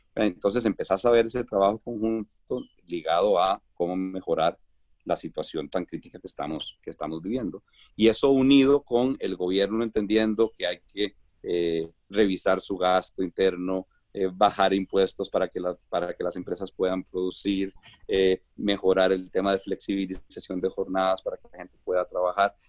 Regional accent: Costa Rica; now in Colombia; soy costarricense, bueno, soy costarricense y, y, pero tengo un, un corazón medio colombiano. Colombia me ha, me ha recibido con, con los brazos abiertos y, y tengo mi residencia allá

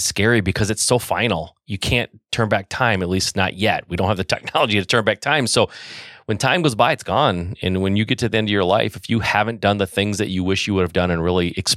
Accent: Michigan, United States; I was born and raised in Michigan. I've lived in Michigan my whole life

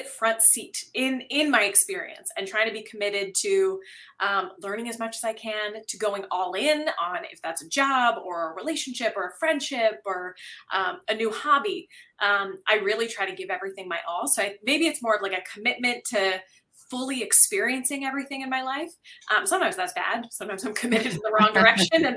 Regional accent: Ridgewood, New Jersey, United States; now in Canada; when I was like 6 or 7, my family and I had moved to a new town in Ridgewood, New Jersey

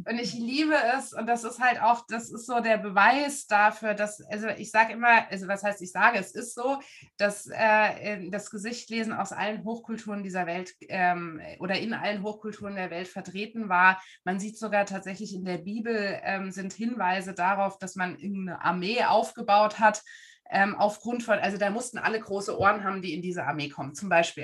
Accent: Frankfurt am Main, Hesse, Germany; moved away as an adult; now in Dresden, Germany; Ich komme eigentlich aus Frankfurt am Main. Da bin ich groß geworden

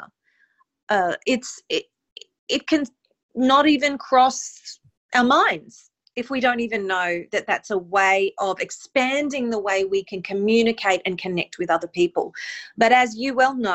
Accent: Mackay, Queensland, Australia; moved away as an adult; now in New York City, United States; I am originally from Mackay in North Queensland in Australia, and in the year 2000, I moved to New York City

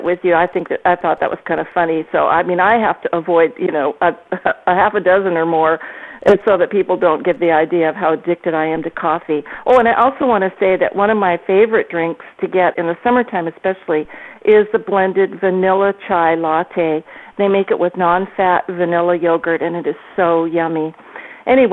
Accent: Washington, United States; I'm from Washington State, you know, the home of Starbucks. I live about an hour from Seattle

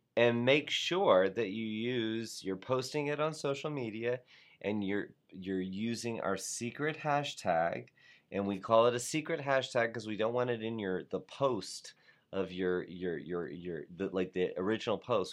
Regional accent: South Florida, United States; I was from South Florida

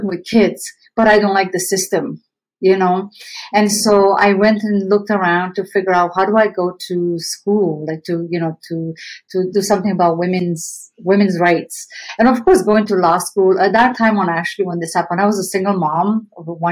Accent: Romania; English is a second language; moved away as an adult; now in Canada; I came to Canada from Romania when I was 19, and I came here with barely any English. I'm still learning English 28 years later.

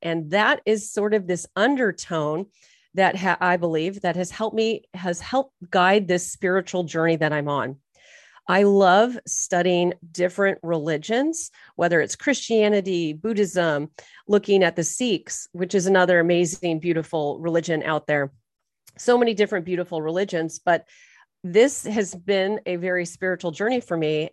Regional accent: Irvine, California, United States; also born or lived in Torrance Beach, California; I was born and raised in Orange County, California

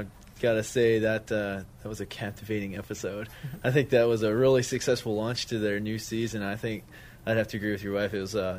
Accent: Crescent Springs, Kentucky, United States; I'm Jeremy's brother. I'm from Crescent Springs, Kentucky.

